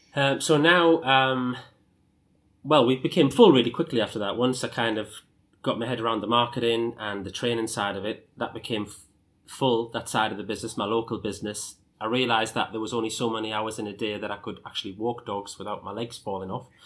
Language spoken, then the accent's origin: English; Sunderland, North East England, United Kingdom; I started off as a dog walker in my hometown of Sunderland